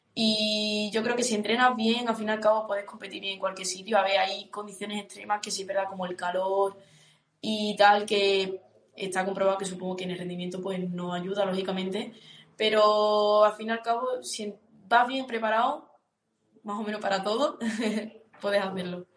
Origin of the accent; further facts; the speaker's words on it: Huelva, Andalusia, Spain; moved away as an adult; now in León, Spain; soy de Huelva y hace año y medio me fui a estudiar a León